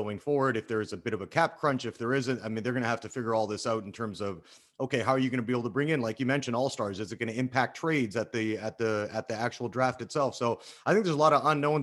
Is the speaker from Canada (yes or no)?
yes; west coast of Canada, Canada; I'm from the West Coast of Canada